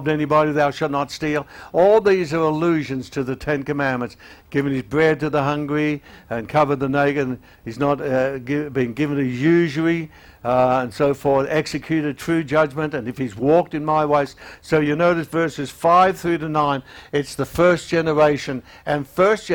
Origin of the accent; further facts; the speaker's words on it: Australia; also born or lived in Melbourne; being an Australian